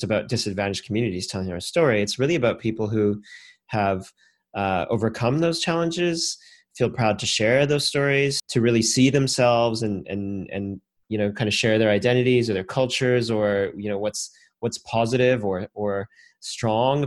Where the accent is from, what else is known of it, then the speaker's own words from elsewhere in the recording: Canada; now in Australia; as a Canadian and you know, now an Aussie a few years later